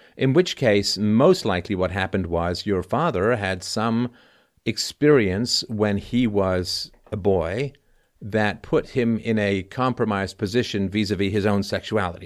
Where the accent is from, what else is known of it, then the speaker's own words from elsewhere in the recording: England, United Kingdom; when I was growing up in England